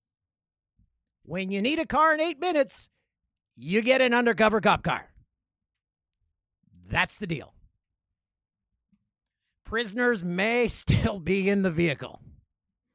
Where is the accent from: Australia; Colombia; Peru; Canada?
Canada; Peterborough, Ontario; my hometown of Peterborough, Ontario.